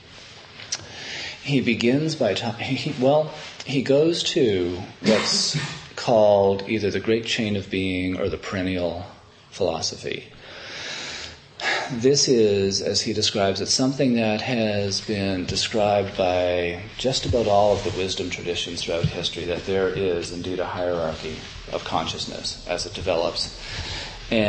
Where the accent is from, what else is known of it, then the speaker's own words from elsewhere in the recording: Canada; moved away; as a Canadian